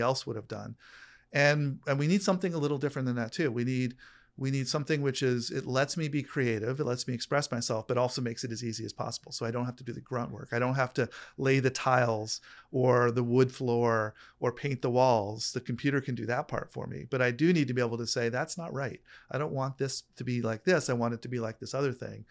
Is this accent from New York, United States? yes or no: yes; New York, United States; now in California, United States; I grew up in New York